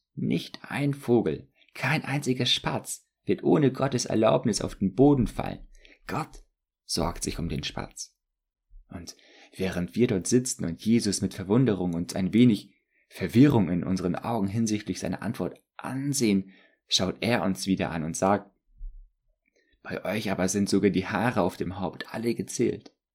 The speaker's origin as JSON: {"language": "German", "country": "Germany", "said": "als Deutsche"}